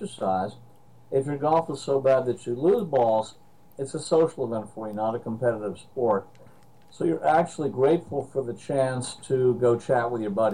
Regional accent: Princeton, New Jersey, United States; I was born and raised in Princeton, New Jersey

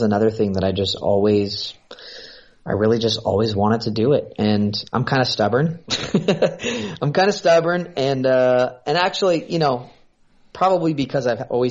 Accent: San Francisco, California, United States; moved away as an adult; I grew up in Northern California, so in like the San Francisco area

